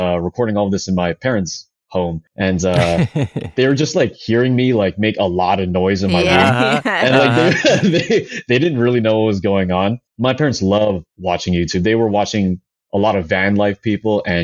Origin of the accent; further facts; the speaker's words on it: Daly City, California, United States; I'm from the Bay Area, specifically from a little town called Daly City